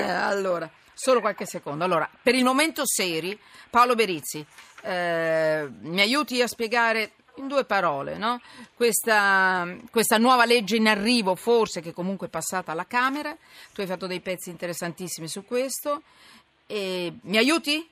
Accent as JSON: {"language": "Italian", "town": "Milan", "region": "Lombardy", "country": "Italy", "said": "io poi sono milanese"}